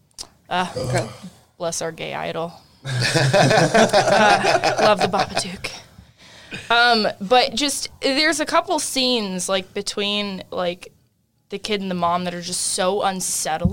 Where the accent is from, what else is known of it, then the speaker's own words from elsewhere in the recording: California, United States; moved away; I'm originally from California, and I have been here for a very long time, but California is very much in my blood